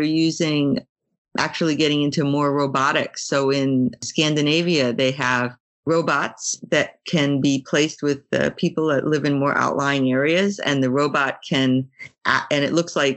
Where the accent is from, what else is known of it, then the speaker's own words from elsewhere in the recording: Brisbane, Queensland, Australia; my hometown, which is Brisbane